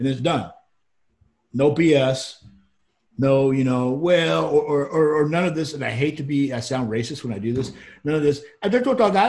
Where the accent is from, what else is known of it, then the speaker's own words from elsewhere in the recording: Georgia, United States; accent: Southern; moved away; I got a Southern accent because I grew up in Georgia.